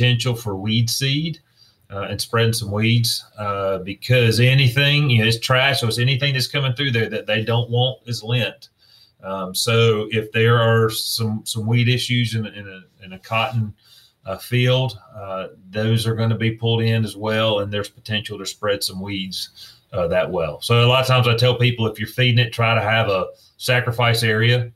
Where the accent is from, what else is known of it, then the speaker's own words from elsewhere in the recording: South Georgia, United States; growing up in South Georgia, I grew up in a time when it was free